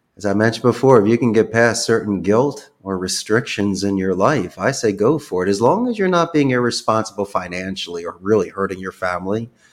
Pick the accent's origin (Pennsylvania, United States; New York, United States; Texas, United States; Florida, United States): Pennsylvania, United States; Philadelphia; moved away as an adult; now in Costa Rica; I'm originally from Philadelphia